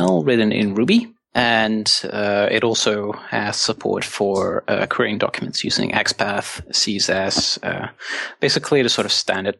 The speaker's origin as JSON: {"language": "English", "country": "Netherlands", "said": "from the Netherlands"}